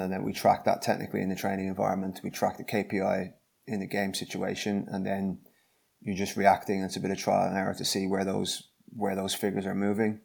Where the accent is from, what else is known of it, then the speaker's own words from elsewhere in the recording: Dublin, Leinster, Ireland; moved away as an adult; now in Gloucester, United Kingdom; I'm from Dublin in Ireland, as you can guess from the accent